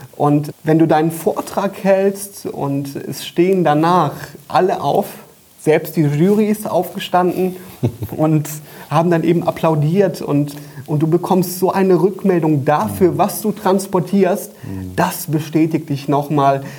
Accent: Koblenz, Rhineland-Palatinate, Germany; Büroräume in Koblenz, wo wir sitzen, wo ich herkomme

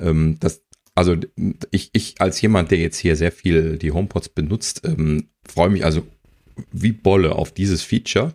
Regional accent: Germany; als Deutscher

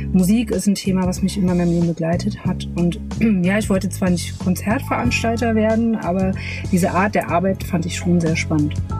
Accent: Magdeburg, Saxony-Anhalt, Germany; moved away as an adult; also born or lived in Berlin; ich komme aus Magdeburg, genau wie du. Wir sind tatsächlich zusammen zur Schule gegangen

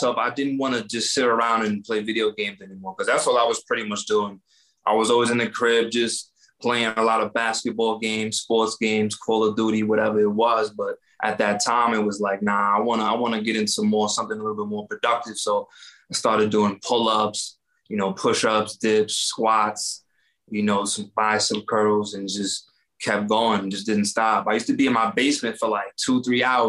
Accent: New York, United States; now in Las Vegas, United States; I'm from New York.

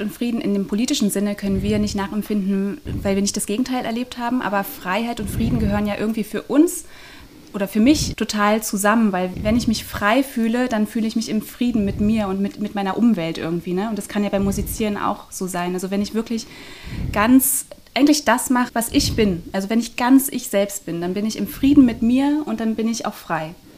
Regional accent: Northern Germany, Germany; moved away; ich komme aus Norddeutschland

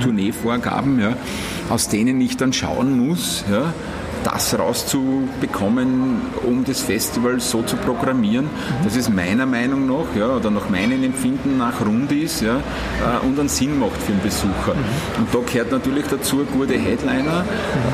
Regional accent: area around Wiener Neustadt, Lower Austria, Austria; Ich bin 15 Minuten weg von Wiener Neustadt, das heißt, ich bin in der Gegend aufgewachsen

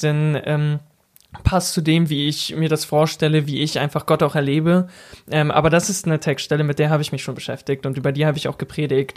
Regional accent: near Braunschweig, Lower Saxony, Germany; moved away as an adult; also born or lived in Ruhr area / Elztal; now in Berlin, Germany; in meiner Heimat, in der Nähe von Braunschweig, sagt man auch Birne

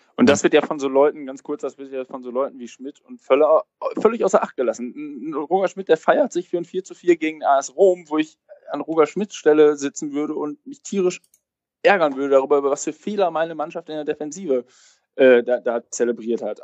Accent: Cologne, North Rhine-Westphalia, Germany; als jemand, der in Köln lebt und, und auch gebürtiger Kölner ist

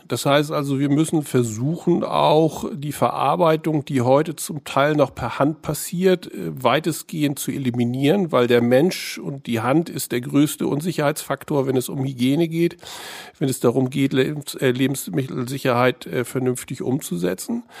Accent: Heiligenhafen, Schleswig-Holstein, Germany; ich bin in Heiligenhafen aufgewachsen

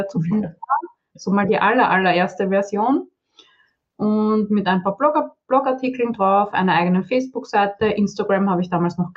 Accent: Vienna, Austria; ich bin aus Wien, wie man vielleicht hört, also eigentlich aus Österreich. Angeblich hört man da auch noch äh, Unterschiede, aber ja, Wiener sehr.

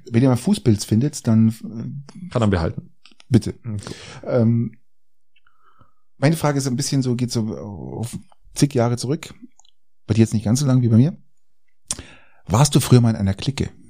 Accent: Garmisch-Partenkirchen, Bavaria, Germany; weil ich bin ja in, in Garmisch groß geworden

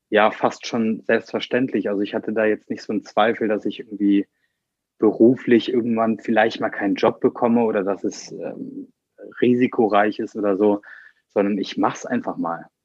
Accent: Bornheim, North Rhine-Westphalia, Germany; Ich bin 24 Jahre alt und ich komme aus Bornheim

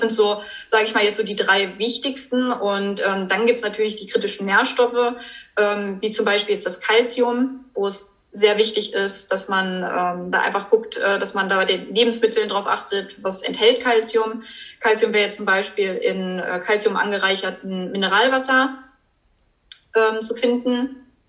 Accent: Germany; bei uns in Deutschland

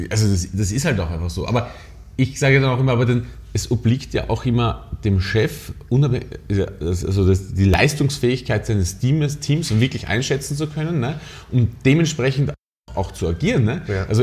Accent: Austria; now in Berlin, Germany; Naja, man muss, man muss sagen, dass wir als Österreicher ja äh, total überall so einen Bonus haben.

